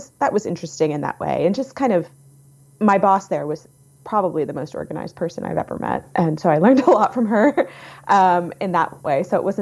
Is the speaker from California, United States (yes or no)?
no; suburbs of Washington, D.C., Virginia, United States; I grew up in the suburbs of Washington, D.C.